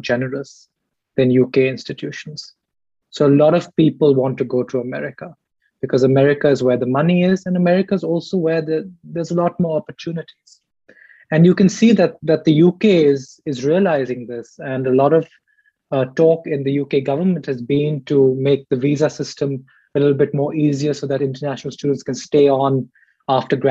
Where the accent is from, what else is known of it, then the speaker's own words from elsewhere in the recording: Delhi, India; moved away as an adult; now in United States; I'm from Delhi